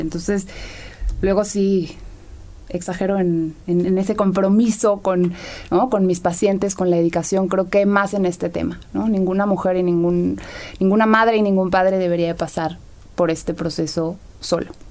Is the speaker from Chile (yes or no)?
no; Mexico; En nuestra sociedad vemos como el mexicano